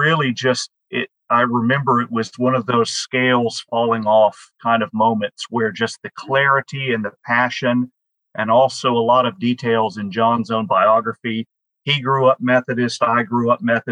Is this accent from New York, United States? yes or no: no; Birmingham, Alabama, United States; Birmingham, Alabama, which is my hometown